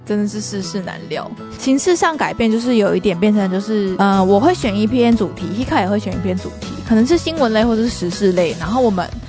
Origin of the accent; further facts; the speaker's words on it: Taiwan; 我们台湾人讲日文一定也会有一点点就是外国人腔